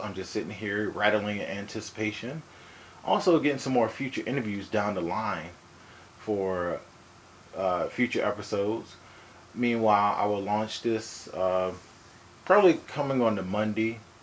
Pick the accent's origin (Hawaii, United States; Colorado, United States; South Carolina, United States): Hawaii, United States; I'm from Hawaii